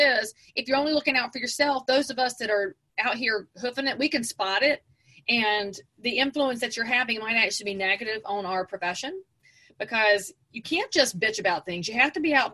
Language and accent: English; just outside of Charlotte, North Carolina, United States; I'm from just outside of Charlotte